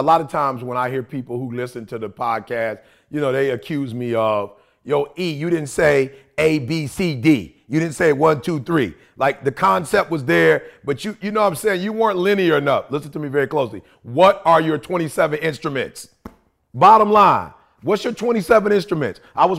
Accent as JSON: {"language": "English", "town": "Detroit", "region": "Michigan", "country": "United States", "tie": "born or raised there", "said": "because like I said, see, I grew up in Motown."}